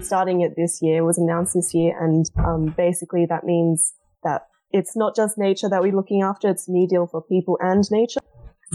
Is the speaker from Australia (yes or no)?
yes; Australia; I'm from Australia.